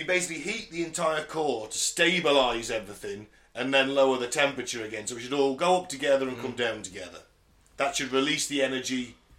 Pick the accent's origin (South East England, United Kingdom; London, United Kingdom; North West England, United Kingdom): North West England, United Kingdom; Cumbria. I'm from Cumbria.